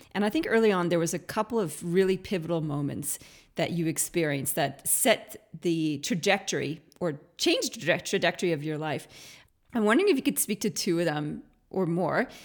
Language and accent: English; Canada; now in Australia; being a Canadian who went to Australia